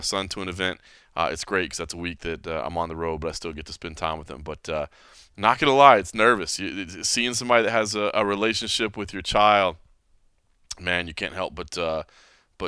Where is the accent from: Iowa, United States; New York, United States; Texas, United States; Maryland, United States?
Texas, United States; Dallas; moved away; I am back in my home state, San Antonio to be precise. I'm a Dallas guy, but still back in Texas